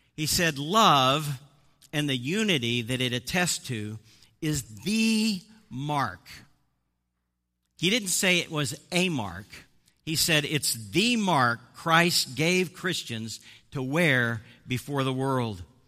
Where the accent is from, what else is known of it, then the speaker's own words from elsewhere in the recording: Midwest, United States; moved away; also born or lived in Boston area; I'm actually from the Midwest